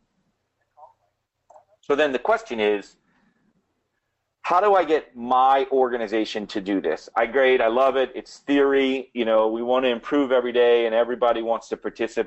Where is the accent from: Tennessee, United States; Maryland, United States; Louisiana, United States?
Louisiana, United States; New Orleans; accent: New Orleans; my New Orleans accent